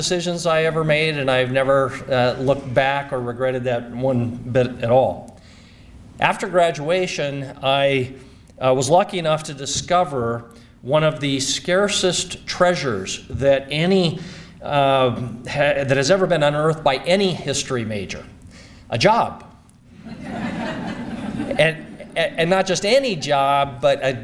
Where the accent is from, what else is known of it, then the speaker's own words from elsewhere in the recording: Bozeman, Montana, United States; As a kid growing up in Bozeman